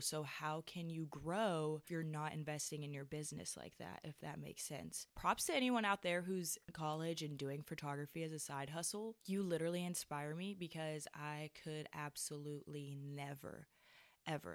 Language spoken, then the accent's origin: English; Switzerland; now in United States; I'm from Switzerland, and I am considered an international student